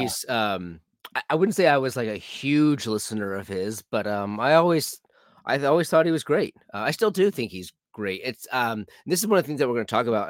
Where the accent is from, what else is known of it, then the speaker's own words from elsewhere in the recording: California, United States; I grew up in California